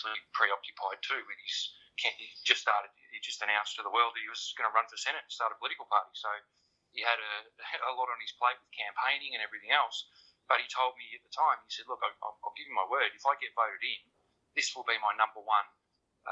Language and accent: English; Australia; I'm an Australian. I've got connections in Australia